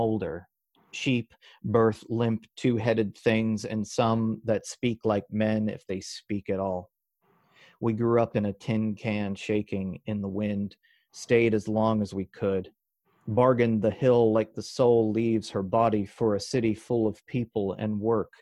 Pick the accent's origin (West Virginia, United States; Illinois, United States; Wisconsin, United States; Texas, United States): West Virginia, United States; it was a scholarship for 8 West Virginian kids to get to go